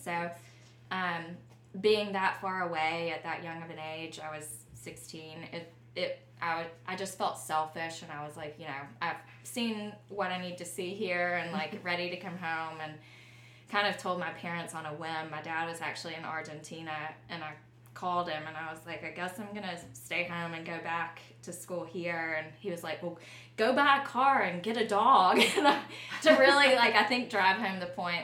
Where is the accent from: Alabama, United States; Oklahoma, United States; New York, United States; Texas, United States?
Alabama, United States; Luverne; moved away; I grew up in Luverne, Alabama, and that is a small town 50 miles south of Montgomery